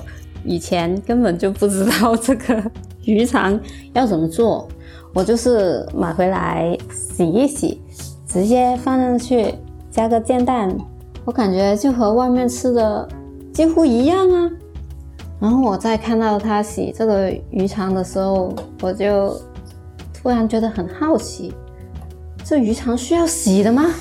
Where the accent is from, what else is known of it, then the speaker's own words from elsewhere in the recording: Guangdong, China; 大家好，我是…，嗯，我来自广东。